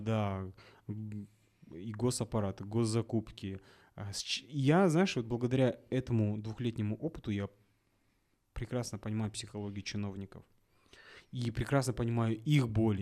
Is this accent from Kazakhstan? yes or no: yes; Kazakhstan; я, наверное, единственный казах, который в, в Мальдивах